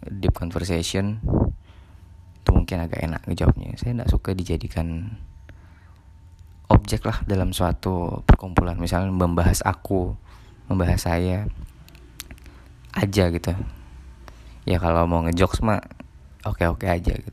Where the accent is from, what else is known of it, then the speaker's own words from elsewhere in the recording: Ketapang, West Kalimantan, Indonesia; first language Malay; Indonesian is a second language; saya dari Ketapang Kalimantan Barat saya biasa berbahasa Melayu cuman ya sedang belajar juga berbahasa Indonesia yang baik